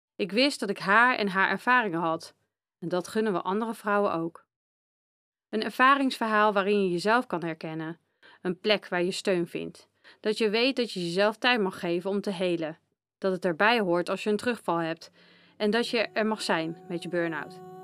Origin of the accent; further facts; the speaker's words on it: Apeldoorn, Gelderland, Netherlands; geboren en getogen in Apeldoorn